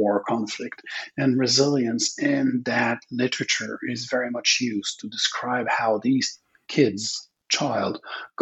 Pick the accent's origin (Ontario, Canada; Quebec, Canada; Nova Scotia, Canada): Quebec, Canada; English is a second language; also born or lived in British Columbia; I'm from Quebec. It's a Francophone province in Canada.